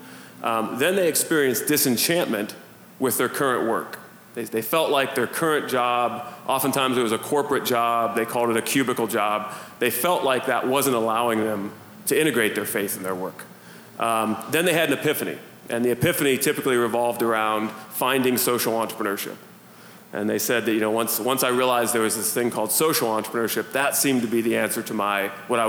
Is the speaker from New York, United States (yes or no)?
no; Youngstown, Ohio, United States; I'm from Northeast Ohio, from kind of the Youngstown area